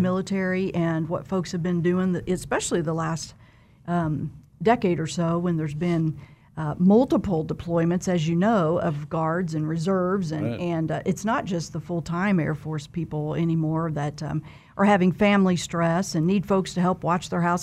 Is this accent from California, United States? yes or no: no; southeast Kansas, United States; moved away as an adult; also born or lived in Wichita, Kansas / Lawrence, Kansas; now in Derby, United States; I grew up on a farm in southeast Kansas